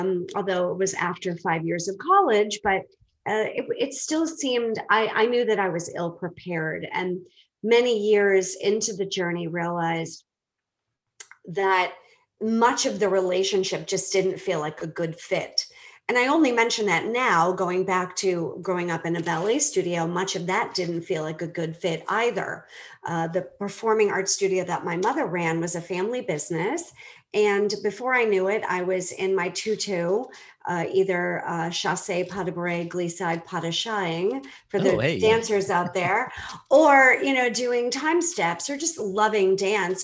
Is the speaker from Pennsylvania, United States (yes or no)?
no; Boston, Massachusetts, United States; moved away as an adult; also born or lived in Belize; now in Atlanta area, Georgia, United States; I'm originally from Boston